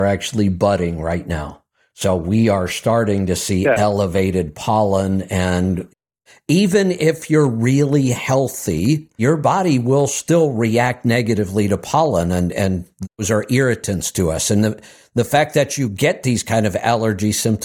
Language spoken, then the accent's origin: English; Akron, Ohio, United States; now in Central Florida, United States; I was from Akron, Ohio, and I moved to Central Florida